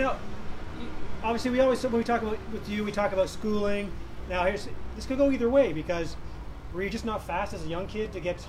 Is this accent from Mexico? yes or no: no; Canada; I'm Canadian.